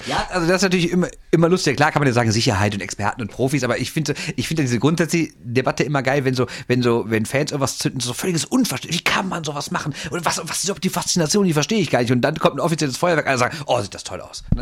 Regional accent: Düsseldorf, North Rhine-Westphalia, Germany; also born or lived in Neuss; ich bin in Düsseldorf geboren und raised, Düsseldorf, ne? Und äh, aber 1990 dann nach Neuss verschleppt worden von meinen Eltern

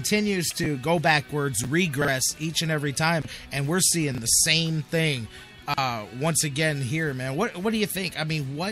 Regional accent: Cleveland, Ohio, United States

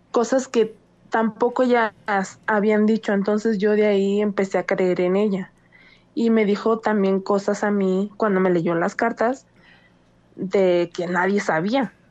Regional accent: Guadalajara, Jalisco, Mexico; also born or lived in Michoacán; soy nacida en Michoacán. Y este, nada más que pues, mm, ahora sí que nada más nací allá y me crié en Guadalajara.

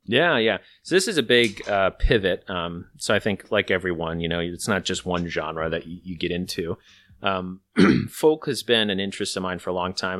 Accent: Midwest, United States; being a Midwesterner

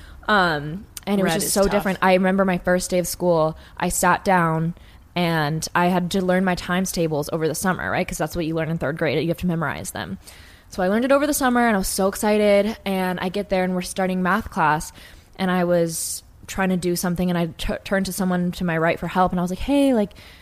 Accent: Napa, California, United States; now in Los Angeles, United States; I'm from Napa

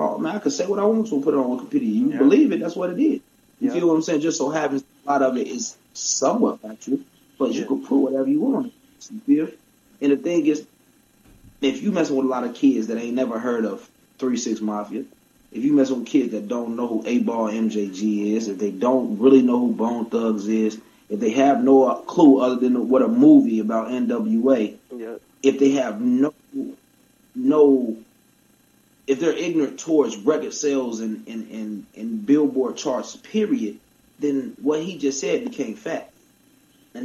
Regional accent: Chicago, Illinois, United States; being a Chicagoan

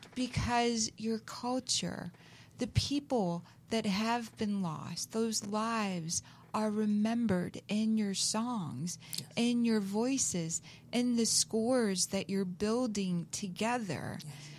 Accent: the South, United States; now in California, United States; I grew up in the South

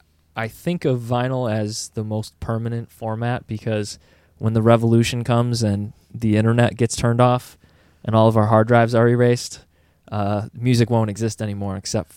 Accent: Greece, New York, United States; But yeah, we're all from Greece. So we're kind of in the thick of Kodak Park.

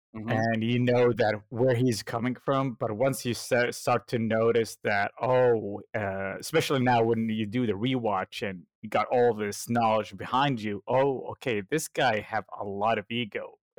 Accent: United States; but I grew up in the States, so I grew up on the good old He-Man, Thundercats, Justice League, and Transformers, so I know the American way.

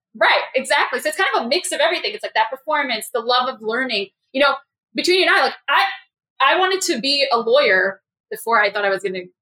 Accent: New York City, New York, United States; I'm a New Yorker

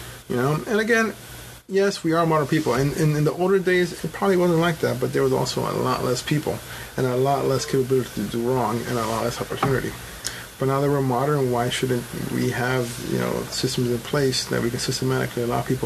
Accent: New York, United States; also born or lived in Colombia; I wasn't born here. I was born in Colombia. But, you know, on the year of my birth, I came to New York and I got a green card

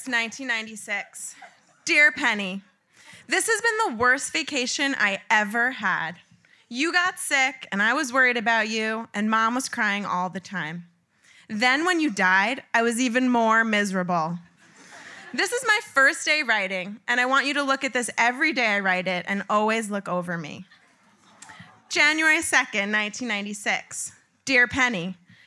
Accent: Long Island, New York, United States; I grew up in Long Island in the 90s

